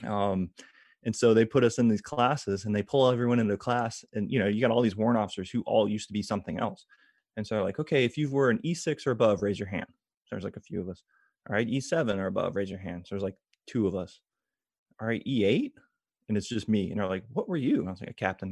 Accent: Tampa, Florida, United States; I grew up around McDill Air Force Base

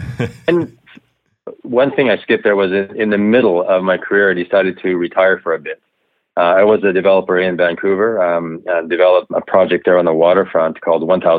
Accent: Japan; also born or lived in Tokyo, Japan; And so I grew up in Japan, going to Japanese school, raised in a small kind of a fishing village on the Japan seaside of Honshu, the main island. And from there, I went to boarding school in Tokyo for high school.

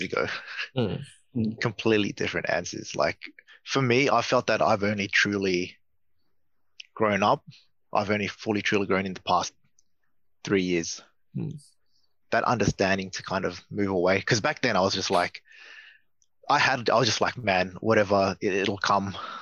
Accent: Australia; we're all from Australia

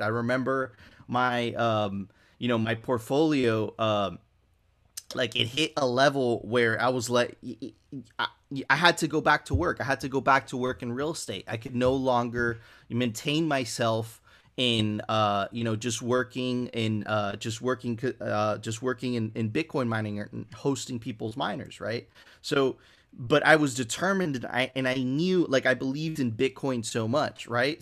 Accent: Miami, Florida, United States; also born or lived in Venezuela; I grew up in Miami, but my family is, is, is originally from Venezuela. I lived my younger, ve, my very young years in Venezuela

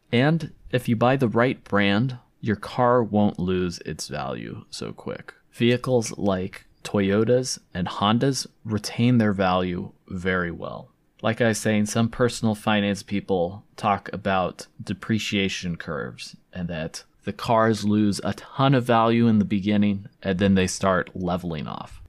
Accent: California, United States; moved away as an adult; also born or lived in Provo, Utah (BYU); I'm from California

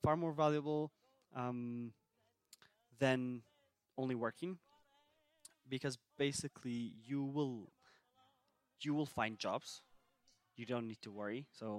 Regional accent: Sulaymaniyah, Kurdistan Region, Iraq; So I'm from Slemani originally.

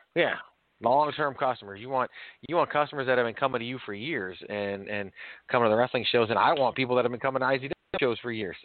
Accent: Virginia, United States; also born or lived in New York; I was born in New York, but I actually grew up in Virginia

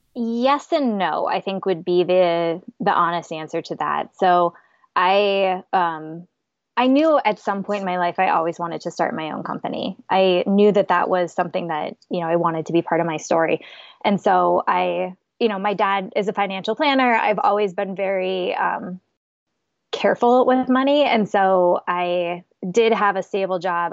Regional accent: South Dakota, United States; now in Minneapolis, United States; live in Minneapolis. I'm originally from South Dakota

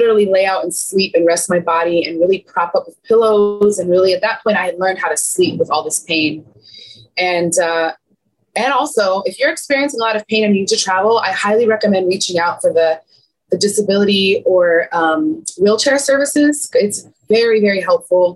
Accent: United States; I'm an American tourist

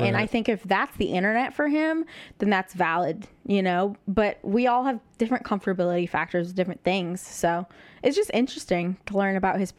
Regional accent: Midwest, United States; I'm from the Midwest.

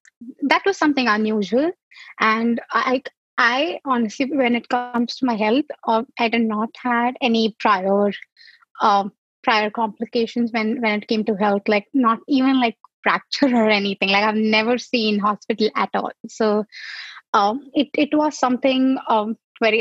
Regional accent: Mumbai, Maharashtra, India; moved away; I am originally from Mumbai, India.

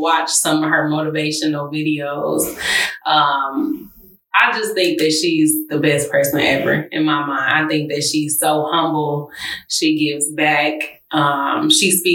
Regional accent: Detroit, Michigan, United States; from Detroit, Michigan. Went to South of Lathrop High School.

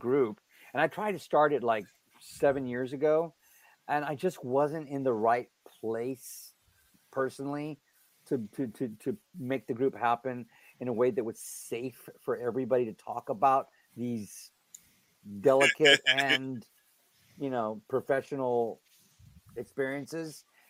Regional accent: Helotes, Texas, United States; also born or lived in San Antonio; I was born in San Antonio, and then I grew up in Helotes, Texas.

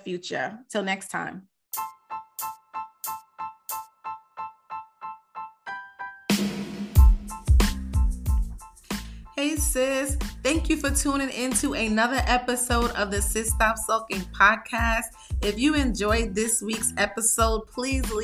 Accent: New York, United States; I'm from New York

